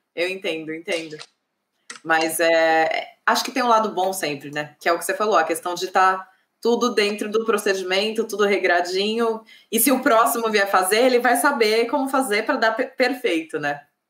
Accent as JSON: {"language": "Portuguese", "region": "São Paulo", "country": "Brazil", "moved": "yes", "said": "Eu sou de São Paulo"}